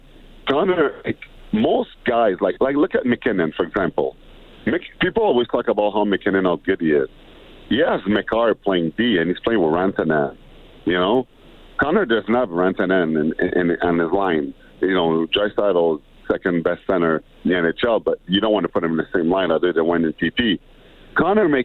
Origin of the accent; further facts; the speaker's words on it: Montreal, Quebec, Canada; moved away; also born or lived in Edmonton; I was born in Montreal, after a while, I spent my summer in Edmonton